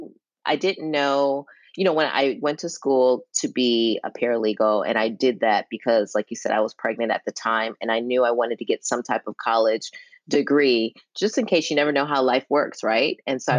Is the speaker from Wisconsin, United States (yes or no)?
yes; Milwaukee, Wisconsin, United States; Milwaukee is very interesting. And you know, one thing that was really cool, I think, is that I grew up in a household with very, very strict pa